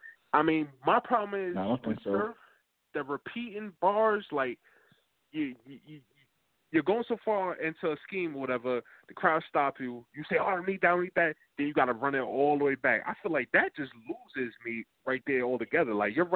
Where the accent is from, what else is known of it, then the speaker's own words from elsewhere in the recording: Milton, New Jersey, United States; Yo, I'm a Jersey. I'm from Milton, New Jersey, man.